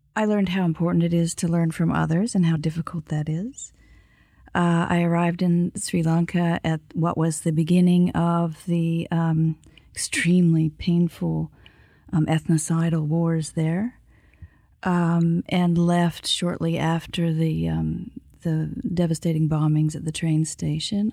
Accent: Kimberley, British Columbia, Canada; I grew up next to what was then the world's largest lead and zinc mine in a class divided household

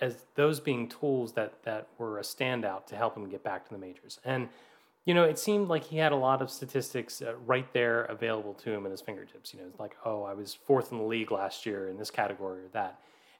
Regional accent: Baltimore, Maryland, United States; rooting for my hometown team here in the land of pleasant living, no farther from say, 25 miles from the stadium my entire life. And rooting for the Baltimore Orioles here in the state of Maryland

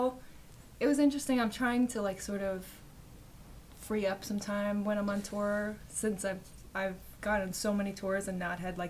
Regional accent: Long Island, New York, United States; also born or lived in Manhattan; now in Brooklyn, United States; I grew up on Long Island, and I moved to Manhattan when I turned 18, and then I moved to Brooklyn like a year and a half ago.

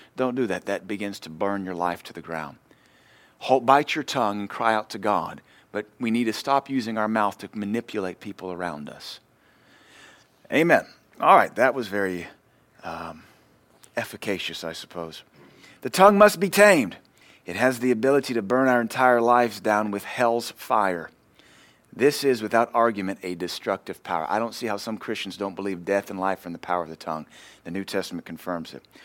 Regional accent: United States

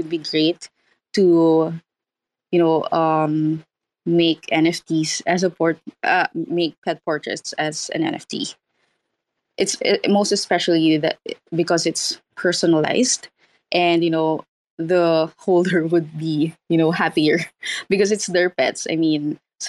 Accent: Philippines; I am an artist from the Philippines

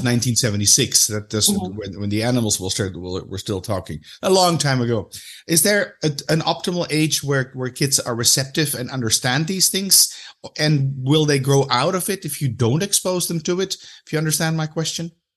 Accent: Amsterdam, North Holland, Netherlands; I'm from Amsterdam.

